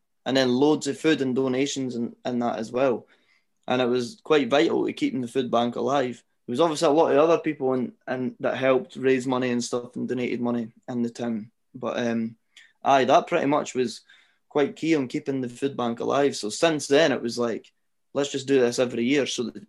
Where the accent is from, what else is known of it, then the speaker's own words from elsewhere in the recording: Scotland, United Kingdom; it's good being Scottish now, because like you say, the Scottish scene is thriving